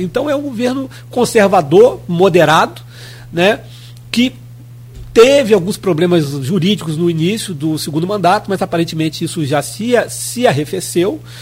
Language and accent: Portuguese; Rio de Janeiro, Brazil; eu sou interiorano